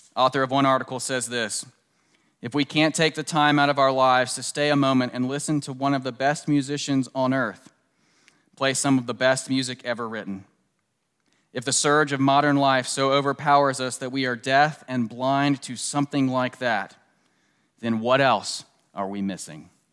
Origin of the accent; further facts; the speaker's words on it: Washington, District of Columbia, United States; moved away; I grew up right outside of Washington, uh, D C in the suburbs.